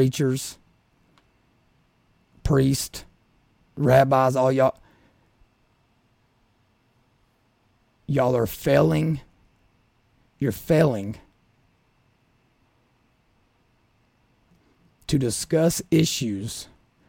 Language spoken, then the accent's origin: English; Southeast Kentucky, United States; I'm from Southeast Kentucky, grew up in the Southern Baptist Church